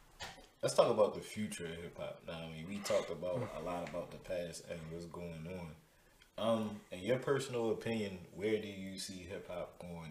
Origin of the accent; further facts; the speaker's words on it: Baltimore, Maryland, United States; I love being from Baltimore, bro. Like, anywhere in the world I ever went to, like, I made it known that I was from Baltimore.